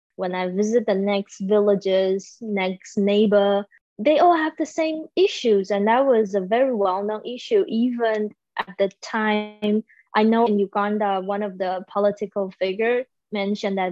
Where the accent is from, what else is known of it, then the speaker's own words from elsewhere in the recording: Taiwan; moved away; I am currently in Taiwan. So yes, I'm back in my hometown.